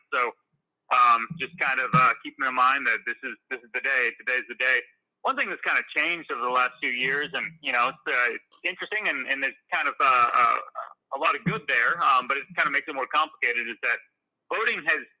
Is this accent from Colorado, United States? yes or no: no; Iowa, United States; being the prosecuting attorney for my hometown, the town I grew up